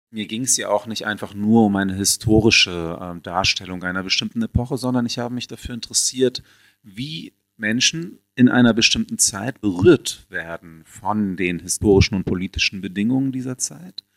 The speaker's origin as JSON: {"language": "German", "town": "Hanover", "region": "Lower Saxony", "country": "Germany", "tie": "born or raised there", "said": "Ich bin in Hannover aufgewachsen"}